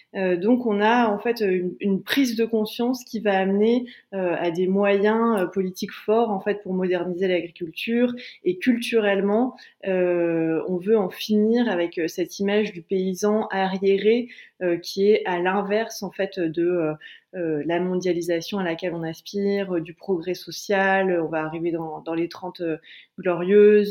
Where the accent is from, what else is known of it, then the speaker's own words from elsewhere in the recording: Calais, Hauts-de-France, France; moi je viens de Calais